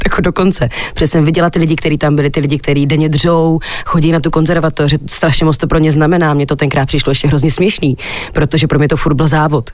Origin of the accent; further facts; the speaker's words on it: Kyjov, South Moravian Region, Czechia; moved away as an adult; now in Prague, Czech Republic; já jsem holka z Kijova, z Jižní Moravy, takže od dětství kroužek a mm-hmm. folklor